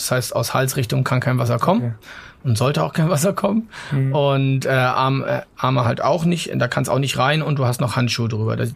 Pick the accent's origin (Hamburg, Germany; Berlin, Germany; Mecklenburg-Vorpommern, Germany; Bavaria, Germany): Mecklenburg-Vorpommern, Germany; ich bin an der Ostsee aufgewachsen, komme aus Mecklenburg in der Nähe von Greifswald